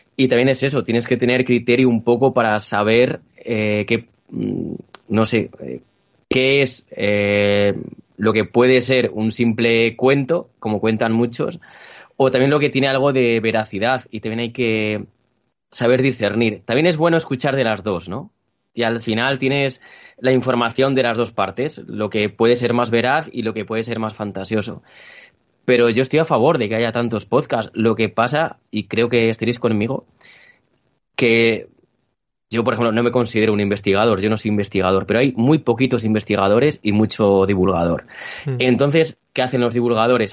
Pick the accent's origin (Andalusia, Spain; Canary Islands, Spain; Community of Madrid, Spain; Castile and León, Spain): Castile and León, Spain; Toro; yo soy de un pueblo que se llama Toro